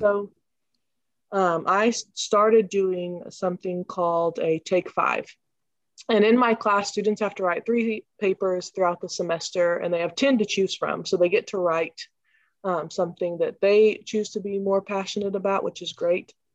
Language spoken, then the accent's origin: English; Columbia, Missouri, United States; I'm from Columbia, Missouri.